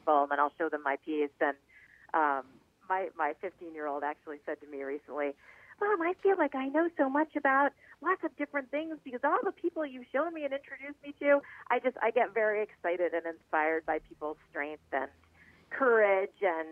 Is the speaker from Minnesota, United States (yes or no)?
no; Boston, Massachusetts, United States; moved away; I'm from Boston, and we're about the same age